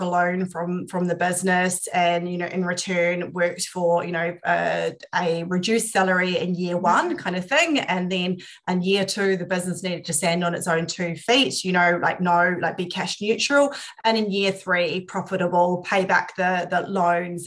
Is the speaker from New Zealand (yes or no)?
yes; New Zealand; moved away as an adult; also born or lived in United Kingdom; now in Australia; I'm a Kiwi living in Aussie.